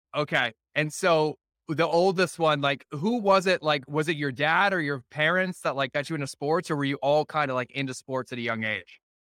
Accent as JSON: {"language": "English", "town": "Foxborough", "region": "Massachusetts", "country": "United States", "tie": "born or raised there", "said": "I grew up in New England, right? I was in, Fo- I actually was in Foxborough growing up"}